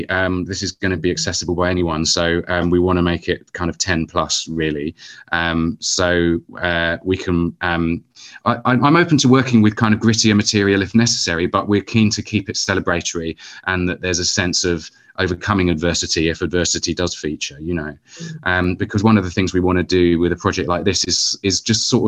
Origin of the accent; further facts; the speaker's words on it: Luton, East of England, United Kingdom; I grew up in Luton.